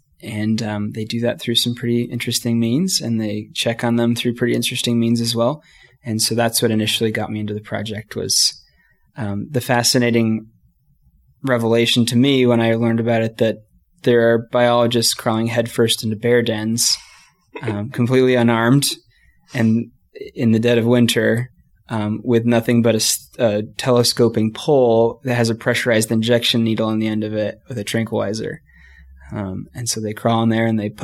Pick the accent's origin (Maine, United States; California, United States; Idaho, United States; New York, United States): Idaho, United States; also born or lived in Jackson Hole / Durango; now in Salt Lake City, United States; I grew up in Idaho where there's a lot of wildlife